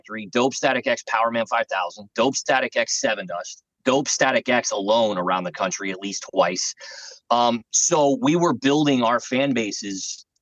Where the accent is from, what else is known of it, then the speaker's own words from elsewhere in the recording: Florida, United States; moved away; also born or lived in New York; I was from Florida originally, and I really just moved to New York to make it